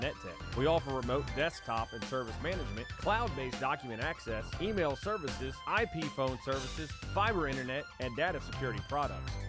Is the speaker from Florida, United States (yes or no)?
no; Newellton, Louisiana, United States; I grew up in Newellton, Louisiana